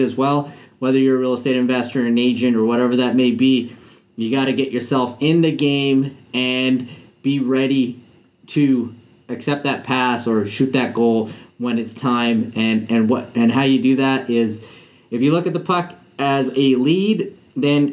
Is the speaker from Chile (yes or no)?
no; Canada; also born or lived in Vancouver, British Columbia; I'm a Canadian. I'm based out of Vancouver here in Canada